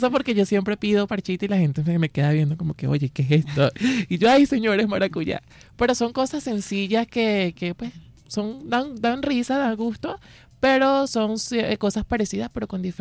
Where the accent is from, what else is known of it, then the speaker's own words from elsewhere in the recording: Valencia, Carabobo, Venezuela; now in Barranquilla, Colombia; Bueno, yo soy de, eh, de Valencia, Estado Carabobo, Venezuela. Ya tengo aproximadamente un año acá en Barranquilla, pero en Colombia ya tengo ya seis años acá